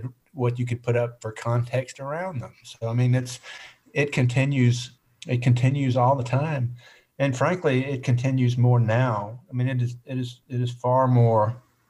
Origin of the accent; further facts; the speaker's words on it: Birmingham, Alabama, United States; I was born just outside Birmingham and lived all over North Alabama, but for the most part, consider myself having grown up in Birmingham because that's where I went to high school.